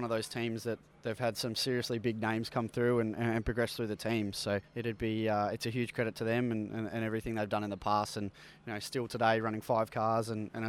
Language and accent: English; North Fremantle, Western Australia, Australia; now in Melbourne, Australia; I'm from the North Fremantle area, so up near the coast, which is good.